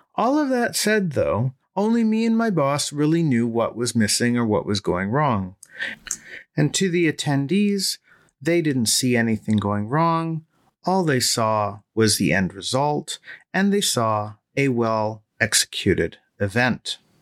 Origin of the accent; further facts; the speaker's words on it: Toronto, Ontario, Canada; my hometown of Toronto